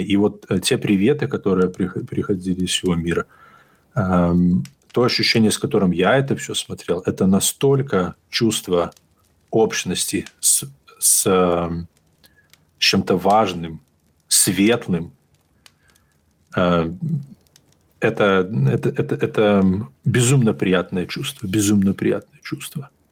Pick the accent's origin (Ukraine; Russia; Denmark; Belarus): Belarus; я из Беларуси